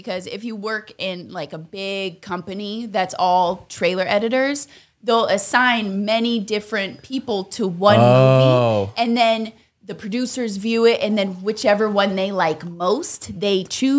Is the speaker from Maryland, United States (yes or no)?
no; Ashland, Oregon, United States; moved away as an adult; also born or lived in Bay Area; now in Los Angeles, United States; I was from Ashland, then I went to school in the Bay Area